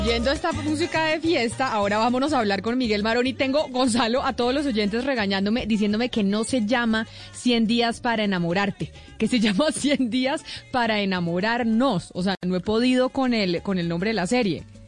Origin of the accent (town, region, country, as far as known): Colombia